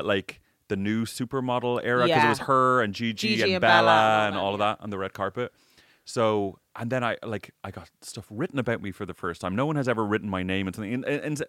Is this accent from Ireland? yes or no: yes; Ireland; I didn't have a great experience growing up in Ireland.